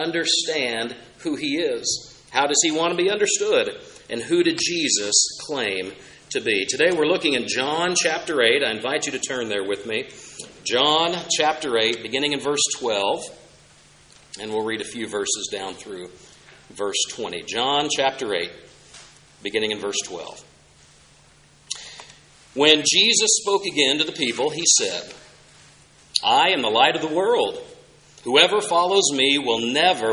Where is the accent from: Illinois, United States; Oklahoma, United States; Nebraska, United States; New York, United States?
Oklahoma, United States; I had the chance just one summer growing up in Oklahoma